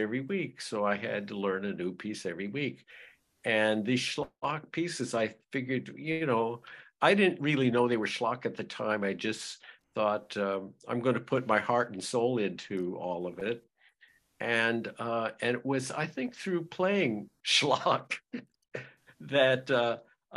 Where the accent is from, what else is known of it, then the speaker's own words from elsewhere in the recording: Los Angeles, California, United States; growing up in Los Angeles